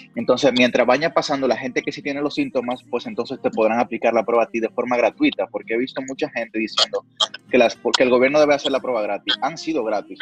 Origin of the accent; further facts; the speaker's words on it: Dominican Republic; representé al país en España